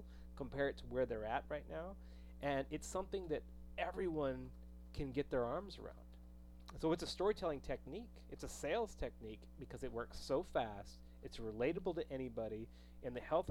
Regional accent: New Mexico, United States; I grew up in New Mexico

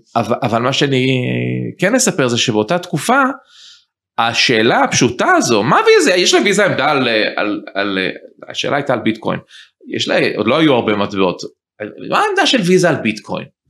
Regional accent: United States; moved away as an adult; also born or lived in Israel / New York; now in Ramat HaSharon, Israel; גדלתי בארצות הברית, אני למדתי משפטים וחזרתי ארצה ממש באמצע שנות ה-20

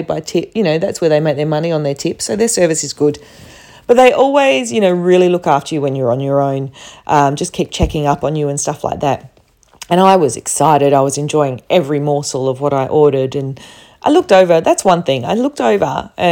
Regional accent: Perth, Western Australia, Australia; I'm from Perth, you know, the place that no one knows

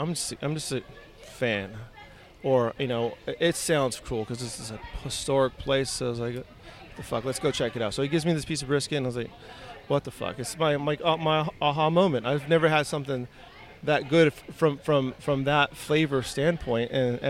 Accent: California, United States; now in Central Texas, United States; I grew up in Southern California. My family is from South Texas, but my dad is military. So he was stationed out there, and I was born out there.

